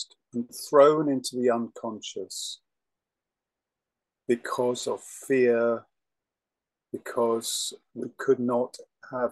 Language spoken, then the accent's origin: English; England, United Kingdom; I'm English